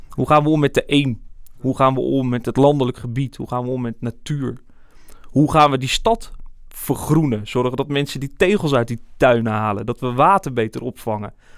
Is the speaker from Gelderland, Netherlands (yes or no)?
yes; Barneveld, Gelderland, Netherlands; now in Amersfoort, Netherlands; Amersfoort, het gebied waar ik opgegroeid ben, Barneveld